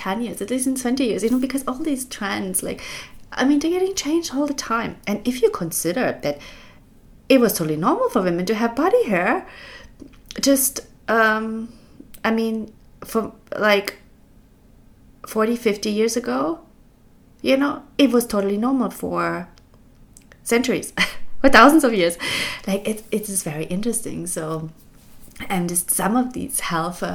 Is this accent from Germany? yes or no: yes; East Germany, Germany; when I was growing up in East Germany